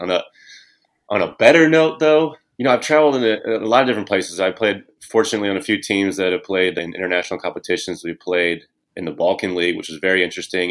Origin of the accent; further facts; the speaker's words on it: Indiana, United States; growing up in Indiana